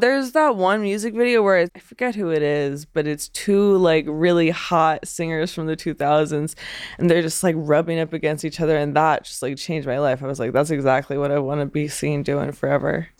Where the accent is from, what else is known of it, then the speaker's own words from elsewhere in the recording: Pennsylvania, United States; moved away as an adult; I was born in Pennsylvania in nineteen ninety-seven